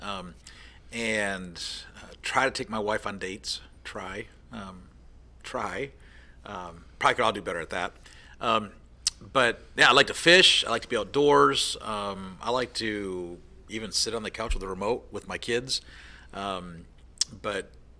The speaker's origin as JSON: {"language": "English", "region": "Michigan", "country": "United States", "said": "I'm a Midwest guy. I'm from Michigan, born and raised"}